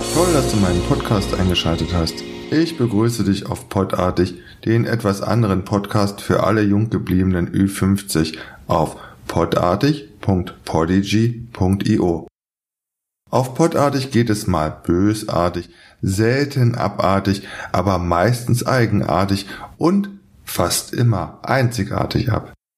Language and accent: German; Berlin, Germany; meine Heimatstadt Berlin